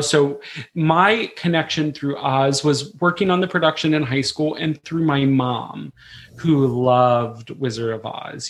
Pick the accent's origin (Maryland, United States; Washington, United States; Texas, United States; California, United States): Maryland, United States; Frederick; I'm originally from Frederick, Maryland